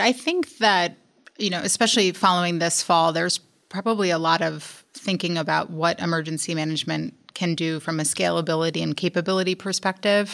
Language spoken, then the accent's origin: English; New York, United States; moved away as an adult; also born or lived in New Orleans, Louisiana; I'm originally from New York